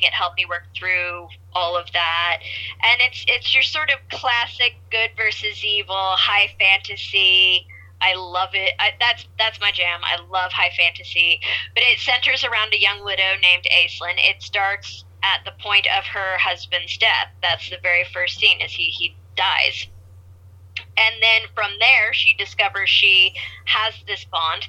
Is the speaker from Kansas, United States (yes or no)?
yes; Kansas, United States; I was born in Kansas and out in the country, grew up in the farm